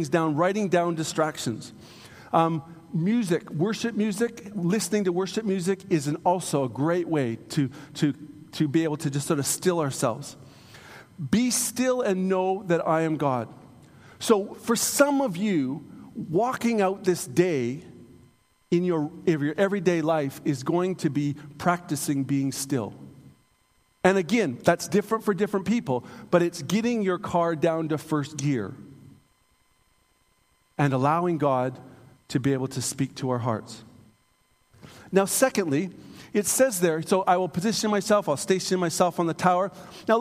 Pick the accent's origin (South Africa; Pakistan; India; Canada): Canada; I'm a Canadian